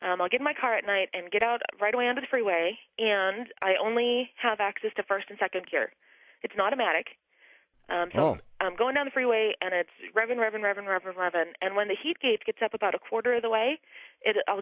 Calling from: St. Paul, Minnesota, United States; I'm calling from St. Paul, Minnesota.

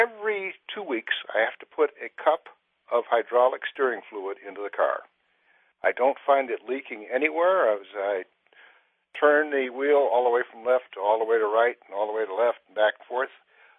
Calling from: New York, United States; I'm calling from New York.

